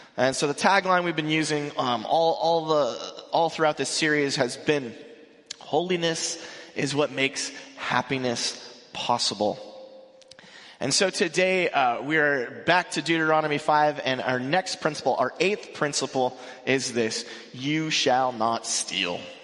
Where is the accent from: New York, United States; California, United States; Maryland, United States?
California, United States; Mission Viejo; also born or lived in North Carolina; I grew up in Mission Viejo. I grew up uh, right around here.